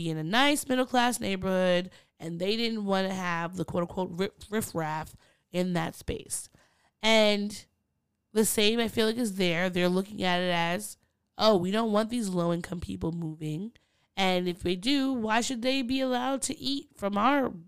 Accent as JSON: {"language": "English", "area": "Long Island", "region": "New York", "country": "United States", "tie": "born or raised there", "said": "growing up in Long Island"}